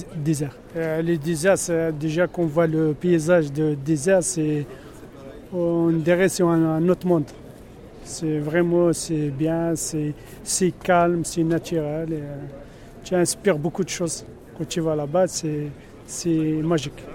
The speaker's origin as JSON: {"language": "French", "country": "Algeria", "said": "je suis algérien"}